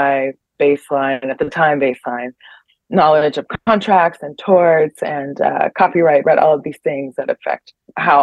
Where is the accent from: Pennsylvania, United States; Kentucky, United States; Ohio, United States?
Ohio, United States; Cleveland; moved away as an adult; also born or lived in New York; now in Bern, Switzerland; I grew up in Cleveland